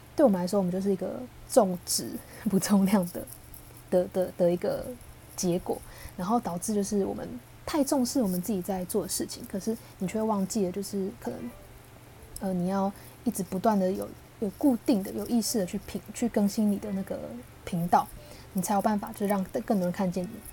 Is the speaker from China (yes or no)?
no; Taiwan; 我跟我是星二代嘛，那我是爸爸来自台湾，妈妈来自越南